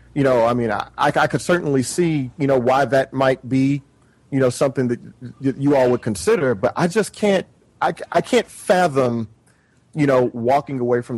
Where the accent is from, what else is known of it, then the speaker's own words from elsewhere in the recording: the South, United States; part of growing up in the South is like you're going to play football, right?